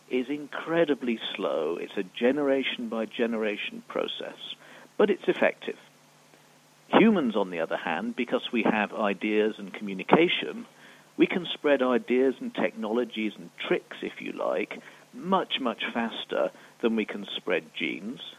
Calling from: Switzerland; Hello, Naked Scientists. … from Switzerland, and I was wondering about human microevolution.

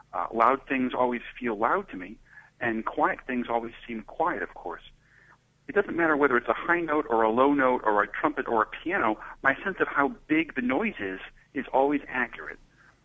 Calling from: Cambridge, Massachusetts, United States; from Cambridge, Mass. In the USA.

